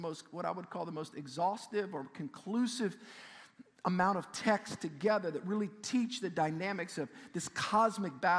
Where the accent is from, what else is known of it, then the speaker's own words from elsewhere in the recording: South Shore, South Louisiana, United States; I grew up on the South Shore